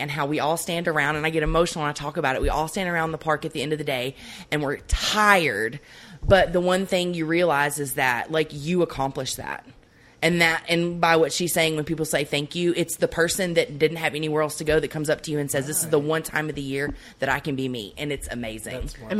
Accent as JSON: {"language": "English", "region": "Mid-South", "country": "United States", "tie": "born or raised there", "said": "I grew up with lesbian parents, and I grew up in the Mid-South with parents in the 80s where nobody had a problem with us."}